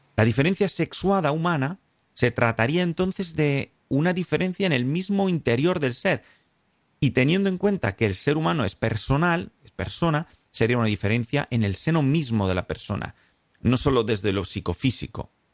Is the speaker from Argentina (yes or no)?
no; Spain